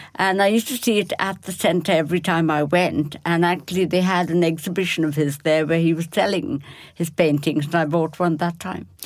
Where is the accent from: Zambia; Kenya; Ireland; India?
India; Kolkata, West Bengal; born or raised there; moved away